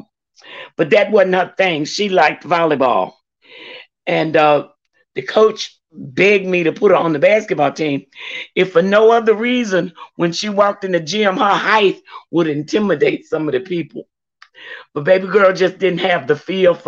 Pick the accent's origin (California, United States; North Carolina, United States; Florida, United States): North Carolina, United States; Louisburg; moved away as an adult; also born or lived in Georgia; growing up in Lewisburg